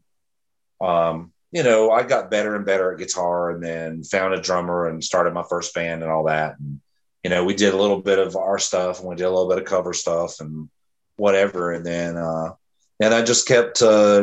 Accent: Fayetteville, North Carolina, United States; moved away as an adult; now in Greenville, United States; I'm originally from Fayetteville, North Carolina.

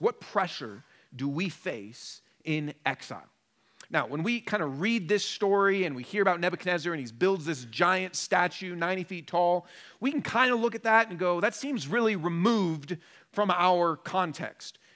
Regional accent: Portland and Seattle, Pacific Northwest, United States; moved away as an adult; now in Denver, United States; I'm from Portland and Seattle originally, and then have been in Denver for about ten years

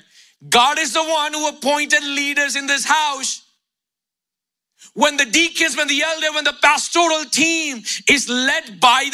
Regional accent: India; moved away; Growing up in India

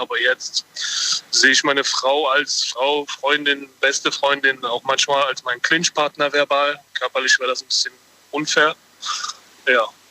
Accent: Mainz area, Rhineland-Palatinate, Germany; ich komme aus dem Rheinland-Pfalz-Gebiet, da Mainz, die Ecke rum

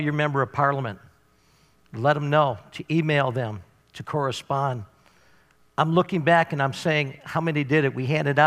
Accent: Canada; my right as a Canadian citizen

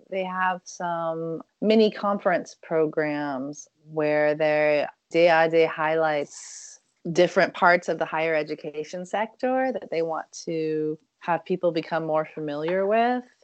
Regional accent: Oakland, California, United States; And everyone was asking, Oh, where are you from? Which is a really hard, you know, it's a really hard question for me because if I say I'm from Oakland, then people will say, "What high school did you go to?"

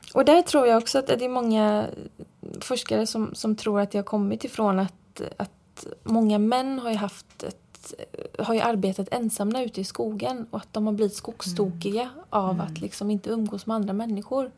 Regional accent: Fjärås, Halland County, Sweden; also born or lived in Frillesås; jag är ju uppvuxen i Fjärås

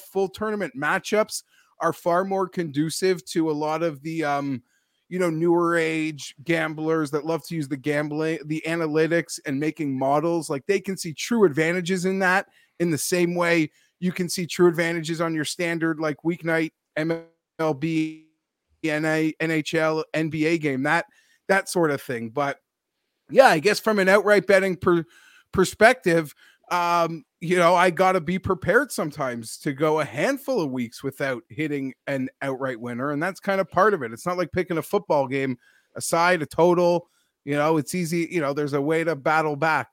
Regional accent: Toronto, Ontario, Canada; born and raised in Toronto

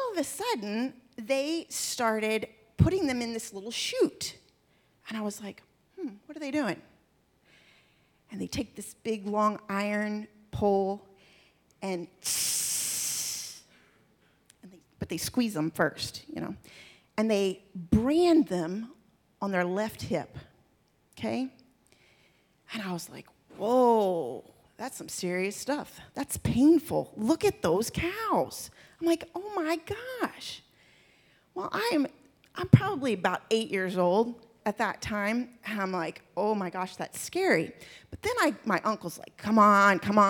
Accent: Texas, United States; also born or lived in Maryland; when I was 6 years old. And God picked up our family. We moved from Maryland to Texas

